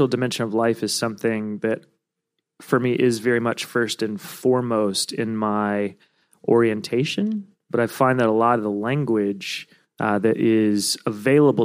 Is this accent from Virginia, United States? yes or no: yes; Virginia, United States; now in Brooklyn, United States; I'm from Virginia